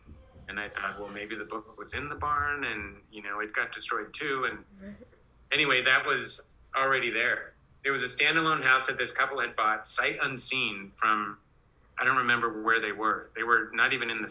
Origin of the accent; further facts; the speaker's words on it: Oregon, United States; I grew up in Oregon